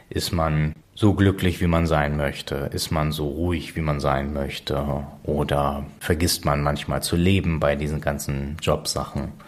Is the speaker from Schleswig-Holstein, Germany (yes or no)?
yes; Preetz, Schleswig-Holstein, Germany; born there; warum bin ich in Preetz geboren und nicht in Kiel? Krankenhaus in Preetz war dichter dran, obwohl wir in Kiel gewohnt haben.